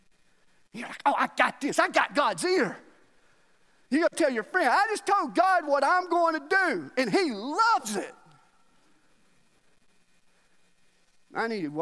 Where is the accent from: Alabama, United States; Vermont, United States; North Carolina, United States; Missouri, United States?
Alabama, United States; moved away as an adult; now in Nashville, United States; I was from Alabama